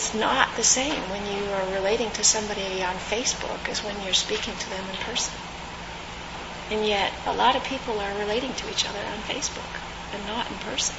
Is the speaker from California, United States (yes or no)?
yes; California, United States; I grew up in California